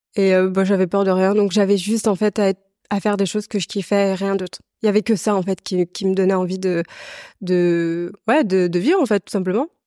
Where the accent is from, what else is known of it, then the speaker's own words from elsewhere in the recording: La Rochelle, Nouvelle-Aquitaine, France; also born or lived in Vendée; je viens de La Rochelle, bord de mer. et en fait, j'ai j'ai grandi entre la Vendée et la Rochelle précisément.